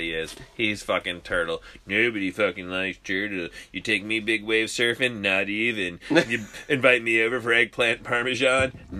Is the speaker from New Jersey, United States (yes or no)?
yes; New Jersey, United States; moved away; I grew up in Jersey